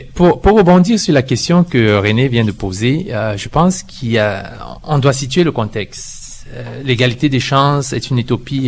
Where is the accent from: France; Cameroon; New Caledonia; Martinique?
Cameroon; now in Canada; je viens du Cameroun et je suis au Canada euh, depuis 18 ans